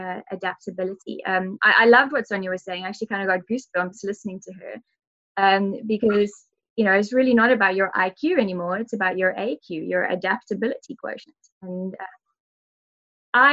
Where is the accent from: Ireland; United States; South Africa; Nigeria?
South Africa; I'm South African